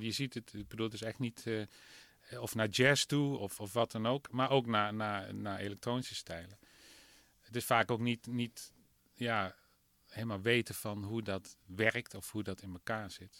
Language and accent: Dutch; southeastern Netherlands, Netherlands; ik ben wel een Oosterling. meer Zuid, Zuidoosterling.